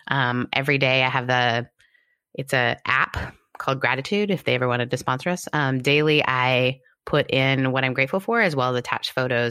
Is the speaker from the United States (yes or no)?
no; Canada; also born or lived in United Kingdom; I'm Canadian and British. We just become comedians. We don't talk about it.